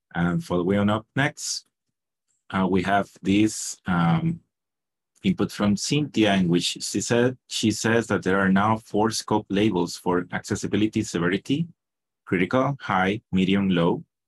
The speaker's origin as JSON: {"language": "English", "country": "Costa Rica", "said": "I'm from Costa Rica"}